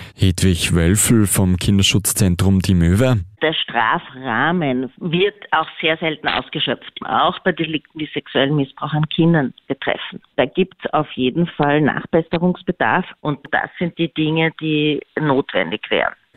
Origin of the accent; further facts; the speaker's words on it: Austria; Bei uns in Österreich